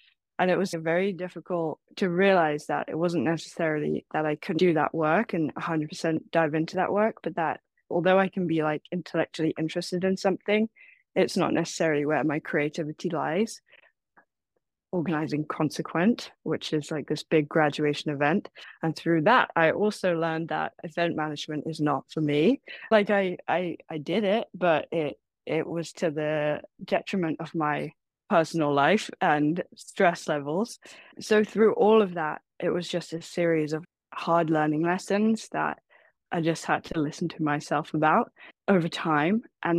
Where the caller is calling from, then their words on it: San Francisco, California, United States; also born or lived in Taiwan; I'm calling from San Francisco.